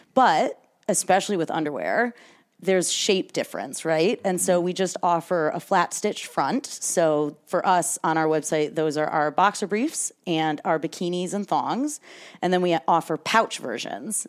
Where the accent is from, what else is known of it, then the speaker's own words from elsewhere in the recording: Michigan, United States; moved away as an adult; also born or lived in New York City; now in San Francisco Bay Area, United States; I'm originally from Michigan.